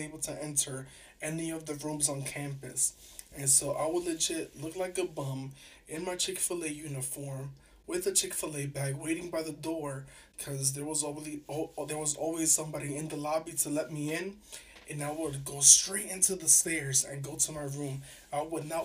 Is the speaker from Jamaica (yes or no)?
no; New York City, New York, United States; I'm from New York City. I grew up, like, being kind of ghetto